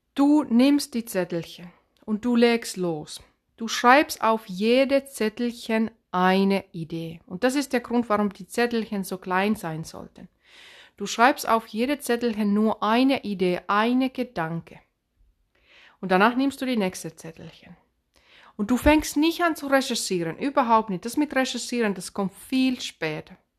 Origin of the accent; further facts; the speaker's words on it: Finland; accent: Finnish; Swabian dialect; German is a second language; also born or lived in Swabia; now in Germany; ich bin ursprünglich aus Finnland, deswegen dieser komische Akzent. Ich habe mein Deutsch mit Schwaben gelernt, deswegen dieser komische Dialekt